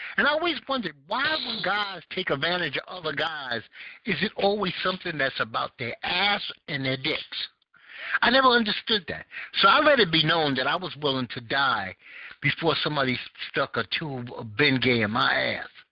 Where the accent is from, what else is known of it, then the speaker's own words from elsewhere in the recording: New York City, New York, United States; I grew up in Bed Stuy